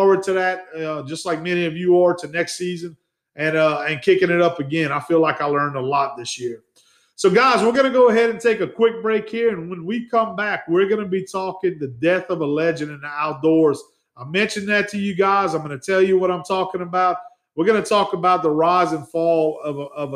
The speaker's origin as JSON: {"language": "English", "area": "Acadiana", "region": "Louisiana", "country": "United States", "tie": "born or raised there", "accent": "Cajun", "moved": "as an adult", "lives_now": "South Louisiana, United States", "said": "I grew up in the Acadiana area. I was on that borderline of I-10, but we were still Kunas. Obviously, you could hear my accent that I have."}